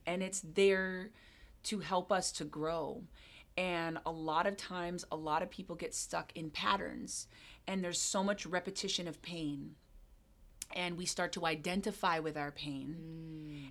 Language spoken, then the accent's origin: English; Hawaii, United States; moved away as an adult; also born or lived in Jamaica / London / California; now in Seattle, United States; I was born and raised in Hawaii, and I moved to Seattle in December?